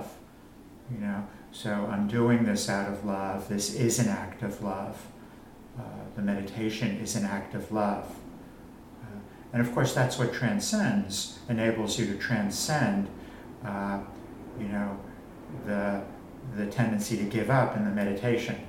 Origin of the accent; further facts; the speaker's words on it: Long Island, New York, United States; I grew up on Long Island